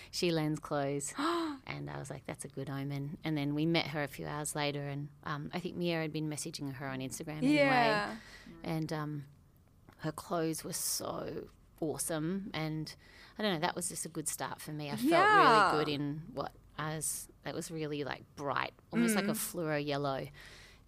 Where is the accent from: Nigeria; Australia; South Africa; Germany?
Australia; we're from Australia